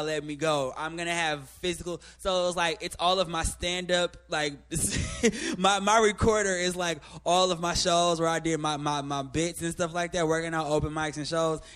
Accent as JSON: {"language": "English", "region": "Midwest", "country": "United States", "said": "I'm from the Midwest"}